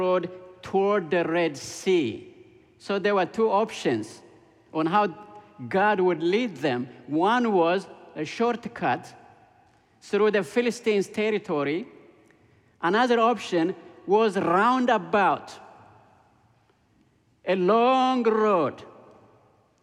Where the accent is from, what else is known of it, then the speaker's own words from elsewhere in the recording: Ethiopia; moved away; I grew up in Ethiopia. When I was 6 years old, Ethiopia became a communist country